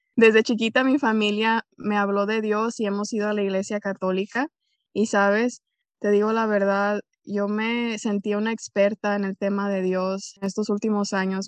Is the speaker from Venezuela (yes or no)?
no; Jalisco, Mexico; soy originaria de Jalisco, México